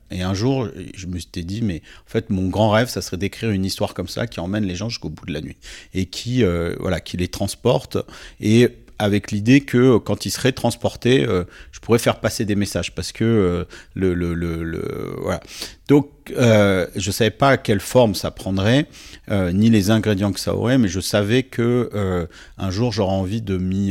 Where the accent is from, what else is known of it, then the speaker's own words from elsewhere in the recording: Nice, Provence-Alpes-Côte d'Azur, France; je suis né à Nice en 1973